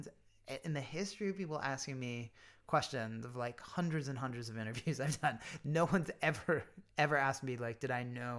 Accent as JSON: {"language": "English", "region": "Pennsylvania", "country": "United States", "tie": "born or raised there", "said": "There's a lot I like about Pennsylvania now and where I grew up now."}